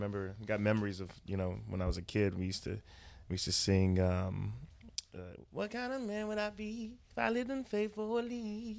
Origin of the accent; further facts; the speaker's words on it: Fort Worth, Texas, United States; from Fort Worth, Texas.